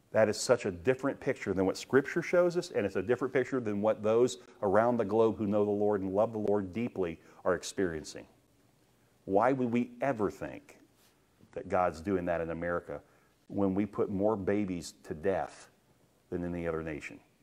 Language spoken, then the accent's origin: English; United States; I'm glad that I'm American. I have, I have rights as a United States citizen.